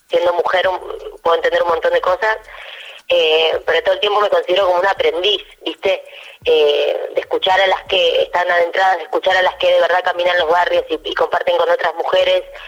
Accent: Argentina; soy la única argentina de toda la serie

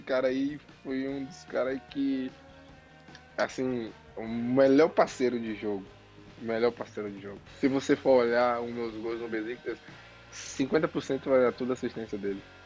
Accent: Bahia, Brazil; Eu sou Bahia, eu sou baiano.

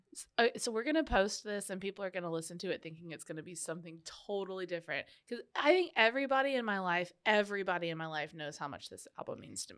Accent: Canada; being Canadian

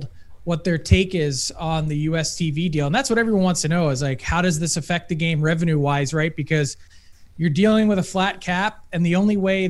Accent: United States; now in Canada; being an American

